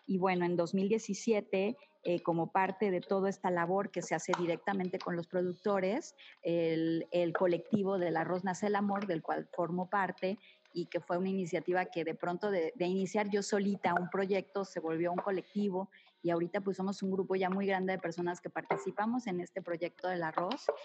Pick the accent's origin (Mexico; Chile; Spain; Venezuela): Mexico; Cuernavaca, Morelos; yo nací aquí en Cuernavaca, yo soy mm. morelense 100% y me siento súper orgullosa